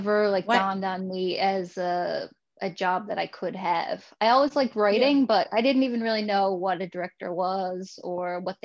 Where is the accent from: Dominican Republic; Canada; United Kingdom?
Canada; Fermeuse, Newfoundland and Labrador; also born or lived in St. John's; I grew up in Vermeuse, which is a small fishing town in Newfoundland